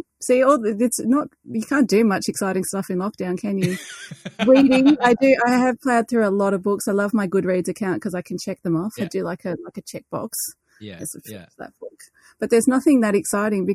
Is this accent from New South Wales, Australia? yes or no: yes; New South Wales, Australia; now in Melbourne, Australia; I grew up in New South Wales, though, so it was always rugby up there